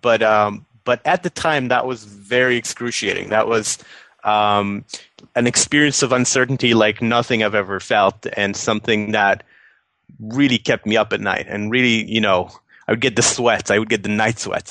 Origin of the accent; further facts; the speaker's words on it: Tel Aviv, Tel Aviv District, Israel; moved away as an adult; also born or lived in New York City; I went back to my hometown after we sold the company, um, and and kind of kind of living in Tel Aviv right now